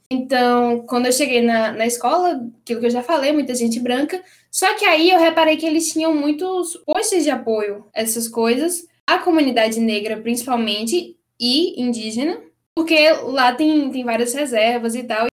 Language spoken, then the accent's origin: Portuguese; Brazil; moved away; also born or lived in Canada; eu também eu sou brasileira, eu sei da história negra no Brasil